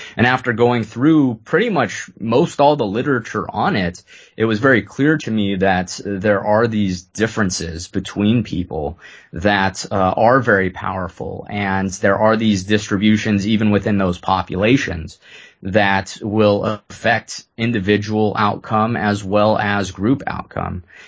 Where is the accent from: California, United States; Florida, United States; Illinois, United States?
California, United States; San Jose; also born or lived in Lewiston, Maine; growing up in Silicon Valley in San Jose